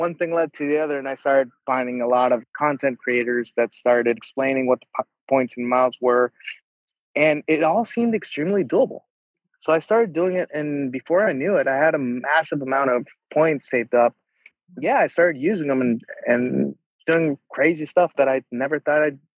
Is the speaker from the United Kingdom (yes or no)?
no; Jalisco, Mexico; I can't not mention my home state of Jalisco